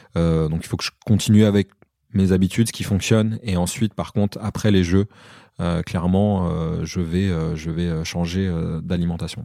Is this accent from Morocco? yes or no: no; Comoros; je suis originaire des Comores